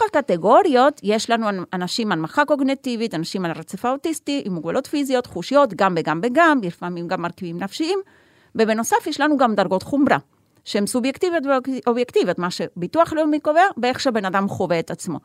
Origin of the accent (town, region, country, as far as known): Argentina; now in Haifa, Israel